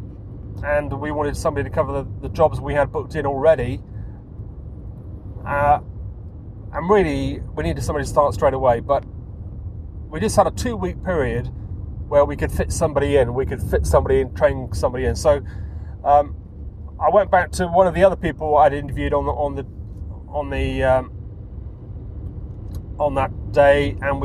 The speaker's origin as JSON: {"language": "English", "town": "Taunton", "region": "South West England", "country": "United Kingdom", "tie": "born or raised there", "also_born_or_lived": "Wiltshire", "said": "my hometown, which was Taunton"}